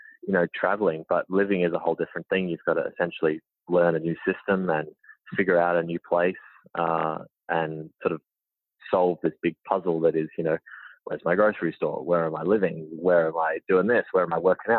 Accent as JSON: {"language": "English", "town": "Melbourne", "region": "Victoria", "country": "Australia", "tie": "born or raised there", "also_born_or_lived": "Georgia, United States", "moved": "as an adult", "lives_now": "United States", "said": "I'm born and raised in Melbourne, Australia"}